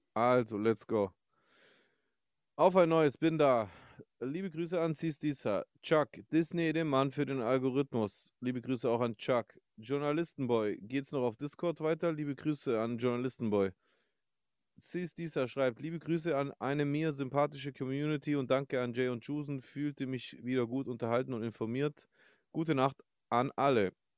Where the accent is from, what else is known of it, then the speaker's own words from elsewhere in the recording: Stuttgart, Baden-Württemberg, Germany; als Stuttgarter